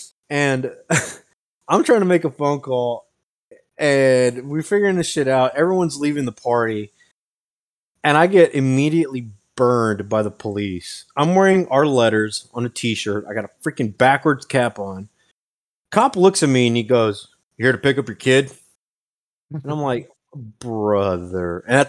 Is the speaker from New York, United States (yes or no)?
no; West Texas, United States; Born and raised in West Texas